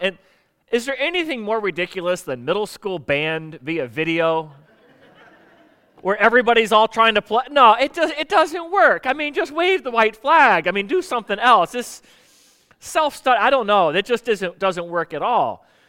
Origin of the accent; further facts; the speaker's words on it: Florida, United States; I grew up in Florida